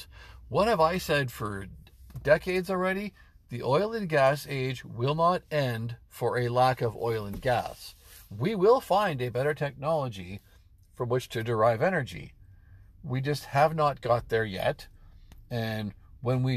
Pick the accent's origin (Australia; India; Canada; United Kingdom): Canada; Western Canada; I'm from Western Canada.